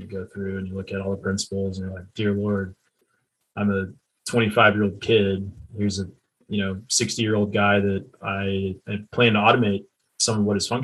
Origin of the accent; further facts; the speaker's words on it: Texas, United States; I'm an entrepreneur from Texas